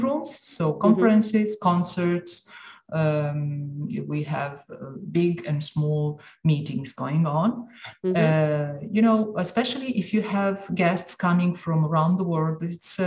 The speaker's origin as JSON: {"language": "English", "town": "Dubrovnik", "region": "Dubrovnik-Neretva County", "country": "Croatia", "moved": "as an adult", "lives_now": "Venice, Italy", "said": "I come from Dubrovnik in Croatia"}